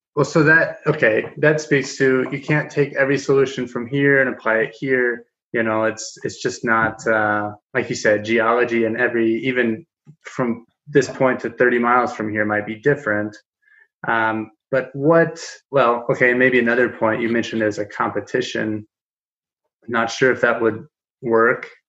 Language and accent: English; Kansas, United States; now in Denver, United States; I'm in Denver, Colorado. I'm from Kansas, uh, a small you know farming community atop the Ogallala Aquifer